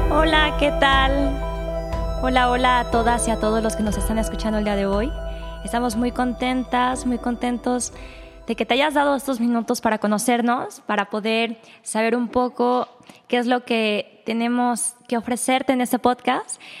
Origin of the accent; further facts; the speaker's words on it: Guadalajara, Jalisco, Mexico; también soy mexicana de Guadalajara. Yo sí nací acá